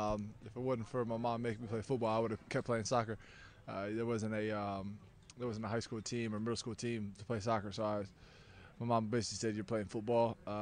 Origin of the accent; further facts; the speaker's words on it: Fostoria, Ohio, United States; Like I said, small town, blue collar community.